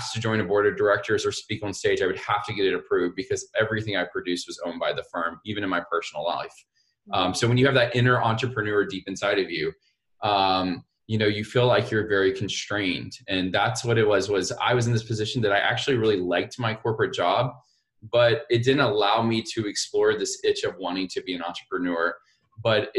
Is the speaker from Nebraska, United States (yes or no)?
no; Montgomery, Alabama, United States; I was born and raised in Montgomery, Alabama